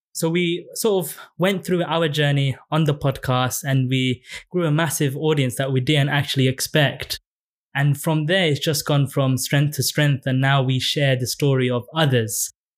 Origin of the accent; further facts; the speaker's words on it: London, United Kingdom; I grew up in Tower Hamlets, and I went to a state school